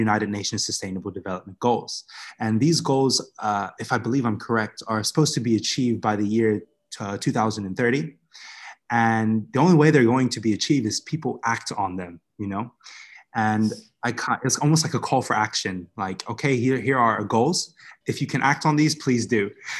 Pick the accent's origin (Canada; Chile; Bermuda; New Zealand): Bermuda; now in Vietnam; the community that I grew up in Bermuda, I guess you could describe it as a rough neighborhood